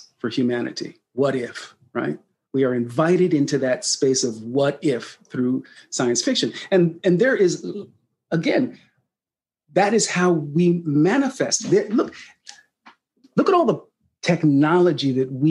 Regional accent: Sacramento, California, United States; this young black kid growing up in Sacramento, California

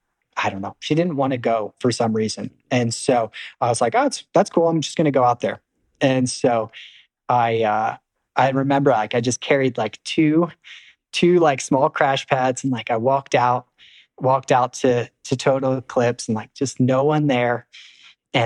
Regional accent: East Coast, United States; I was from the East Coast too

